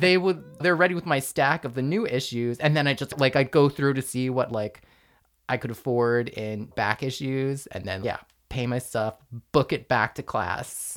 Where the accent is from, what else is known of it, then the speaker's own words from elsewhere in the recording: Rockland County, outside New York City, United States; I grew up outside of New York City in the burbs in Rockland County